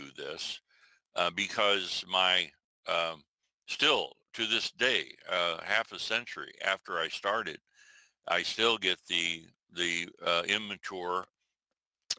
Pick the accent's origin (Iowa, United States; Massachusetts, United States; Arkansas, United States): Iowa, United States; southwestern; moved away; also born or lived in Omaha, Nebraska; I was particularly, the geography is southwestern Iowa